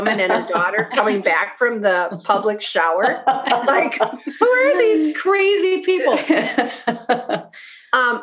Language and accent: English; Bloomington, Minnesota, United States; I'm from Bloomington, went to Olson, then Jefferson. I grew up around Highland Hills